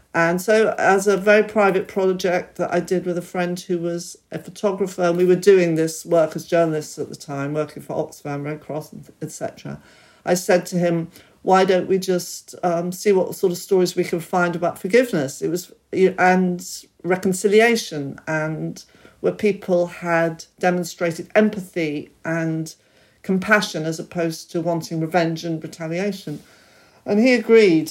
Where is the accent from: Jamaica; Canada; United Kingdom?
United Kingdom; I was born here and I'm very British